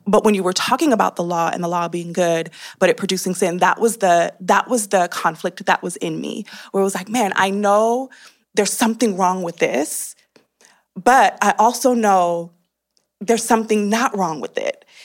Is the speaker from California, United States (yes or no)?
yes; California, United States; I, uh, grew up, born and raised in California